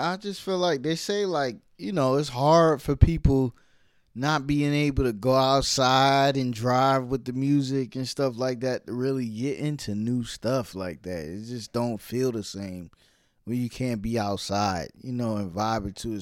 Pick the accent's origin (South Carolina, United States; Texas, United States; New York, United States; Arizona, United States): New York, United States; New York City; I'm from Brooklyn